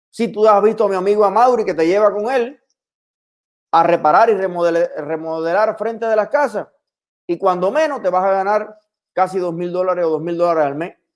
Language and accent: Spanish; Cuba; now in Miami, United States; No somos los cubanos extremistas de Miami los que estamos retrasando que Biden empiece a tomar decisiones